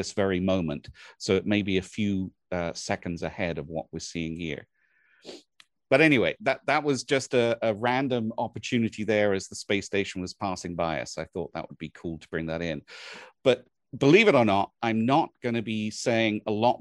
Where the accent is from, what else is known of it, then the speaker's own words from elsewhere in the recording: England, United Kingdom; moved away; where I was born and raised in England